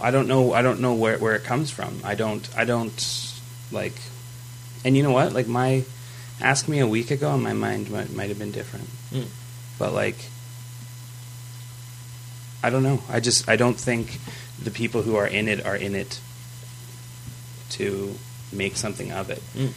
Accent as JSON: {"language": "English", "town": "Fort McMurray", "region": "Alberta", "country": "Canada", "tie": "born or raised there", "said": "it's in my town"}